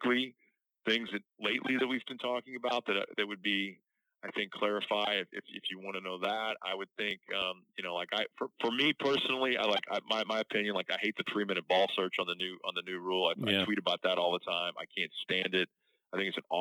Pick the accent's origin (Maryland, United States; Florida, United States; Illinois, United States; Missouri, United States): Missouri, United States; St. Louis; I don't say I'm from St. Louis, Missouri